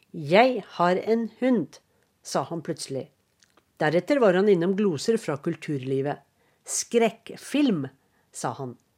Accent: Norway; moved away as an adult; now in Istanbul, Turkey; jeg er fra Norge

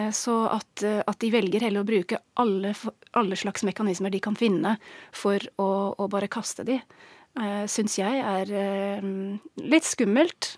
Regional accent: England, United Kingdom; Norwegian is a second language; moved away as an adult; now in Norway; Jeg er engelsk, har bodd i Norge i snart 15 år

